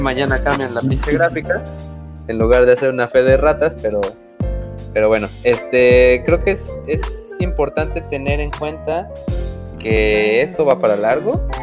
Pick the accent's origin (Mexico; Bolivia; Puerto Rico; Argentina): Mexico